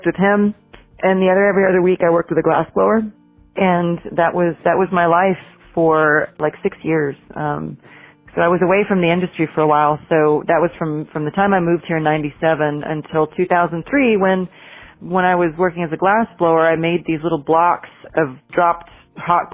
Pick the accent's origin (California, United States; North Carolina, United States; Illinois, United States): Illinois, United States; Champaign-Urbana; moved away as an adult; now in Asheville, United States; This is back in Illinois where I came from. I'm from Champaign-Urbana, Illinois